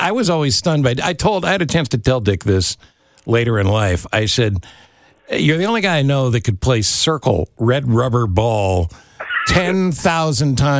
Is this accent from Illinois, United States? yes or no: no; Ithaca, New York, United States; moved away; I was in Ithaca, down an hour away